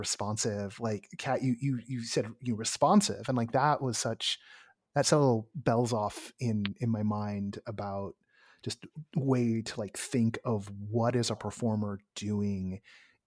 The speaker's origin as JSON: {"language": "English", "area": "San Francisco Bay Area", "region": "California", "country": "United States", "moved": "yes", "said": "I'm from the Bay"}